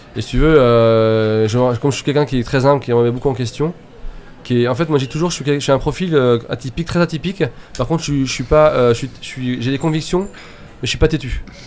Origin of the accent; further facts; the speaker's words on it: Laval, Mayenne, Sarthe, Pays de la Loire, France; now in Nantes, France; Alors je suis mayennais, je suis né à Laval. Après je suis parti en courant. Euh, et puis après j'étais dans la Sarthe